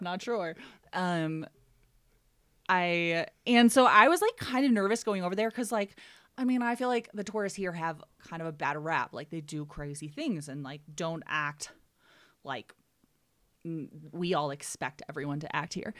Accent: Ohio, United States; moved away as an adult; also born or lived in Aspen, Colorado; I'm from Ohio, and I went to school in Cincinnati

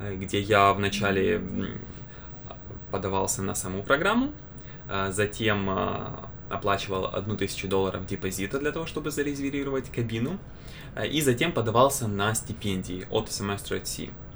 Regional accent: Kyiv, Ukraine; я из Украины, из Киева

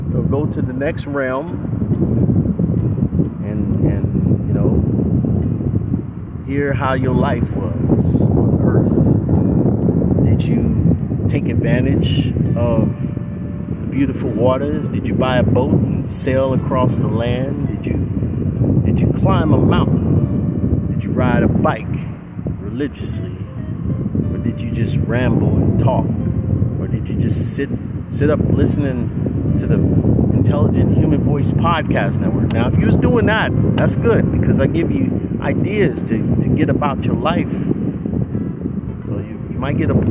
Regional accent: Oakland, California, United States; a kid growing up in Oakland

